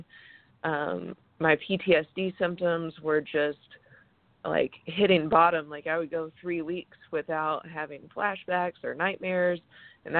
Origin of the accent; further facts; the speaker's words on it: Greenville, South Carolina, United States; moved away as an adult; also born or lived in Dallas, Texas / Atlanta, Georgia; I grew up in Greenville. I went off to school in Dallas and then moved around a bunch and then came back home to start drift